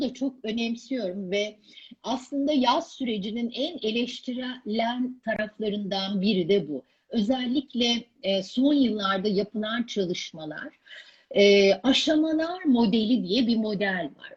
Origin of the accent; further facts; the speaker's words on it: Ankara, Turkey; Ankara'da, e, büyüdüğüm evi